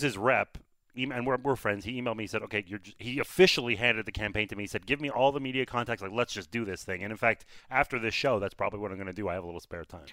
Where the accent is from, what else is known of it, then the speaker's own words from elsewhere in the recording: Canada; I'm Canadian